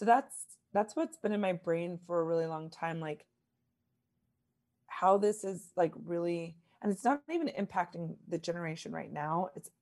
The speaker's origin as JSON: {"language": "English", "town": "Lincoln", "region": "Nebraska", "country": "United States", "tie": "born or raised there", "also_born_or_lived": "East Coast", "moved": "yes", "said": "I'm born and raised in Lincoln, Nebraska, so Midwest, and lived a lot on the East Coast."}